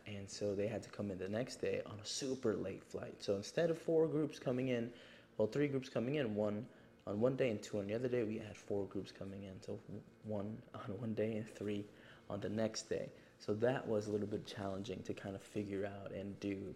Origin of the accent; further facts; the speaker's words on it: Yonkers, New York, United States; I am from New York, but again, I am not a city boy. I live in Yonkers